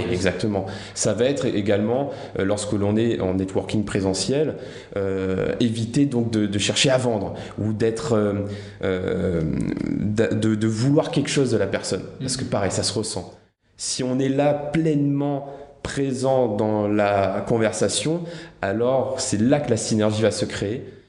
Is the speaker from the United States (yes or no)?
no; La Plaine-des-Palmistes, Réunion; moved away; je viens de l'île de la Réunion. Euh, j'ai grandi dans la plus petite commune de l'île de la Réunion, la plaine des palmistes